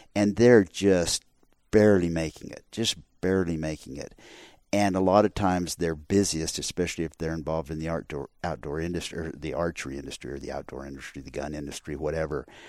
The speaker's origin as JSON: {"language": "English", "region": "Arizona", "country": "United States", "tie": "born or raised there", "said": "I grew up in Arizona. I grew up in the West"}